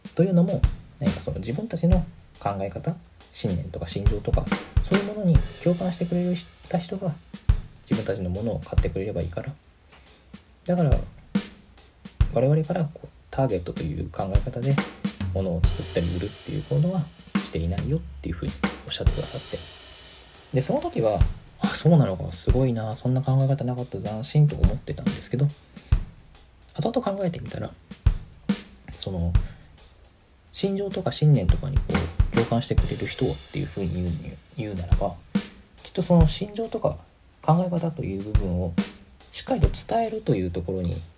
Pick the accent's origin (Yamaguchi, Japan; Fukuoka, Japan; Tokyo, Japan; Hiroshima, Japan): Tokyo, Japan; Musashimurayama; 僕東京出身なんですけど